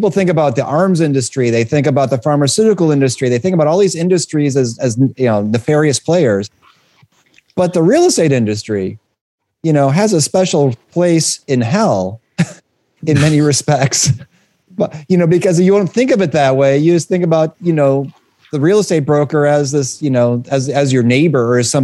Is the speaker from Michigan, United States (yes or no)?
yes; Detroit, Michigan, United States; I come from Detroit and, you know, it's one of the most segregated cities in the United States. And growing up in Detroit